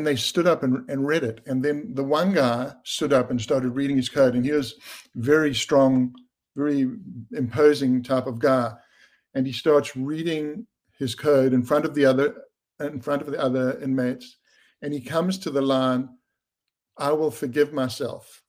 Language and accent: English; South Africa; I grew up under apartheid in South Africa